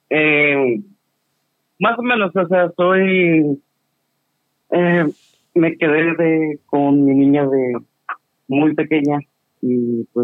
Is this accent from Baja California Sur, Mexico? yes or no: yes; La Paz, Baja California Sur, Mexico; soy de La Paz, California Sur.